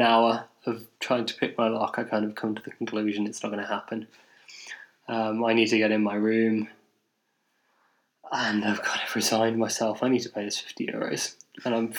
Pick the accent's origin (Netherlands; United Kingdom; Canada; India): United Kingdom; England; I'm English.